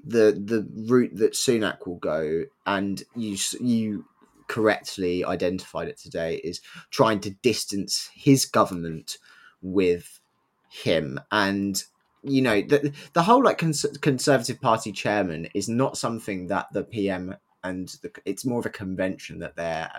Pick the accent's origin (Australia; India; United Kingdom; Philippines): India; Yeah, as an Indian.